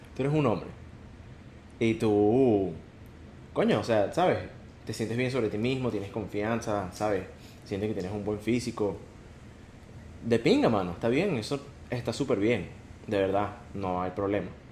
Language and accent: Spanish; Venezuela; nosotros somos venezolanos